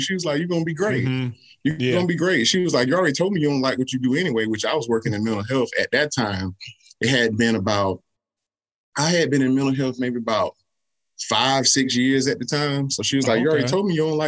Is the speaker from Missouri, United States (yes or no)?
no; Columbia, South Carolina, United States; I'm born and raised in Columbia, South Carolina, still living here.